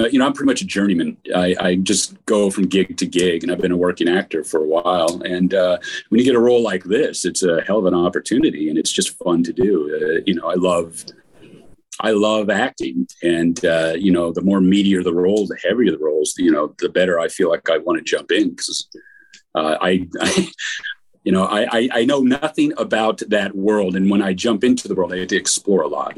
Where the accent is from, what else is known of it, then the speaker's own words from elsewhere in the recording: Montana, United States; I grew up in Montana as well, and I never really got around the horses when I was in Montana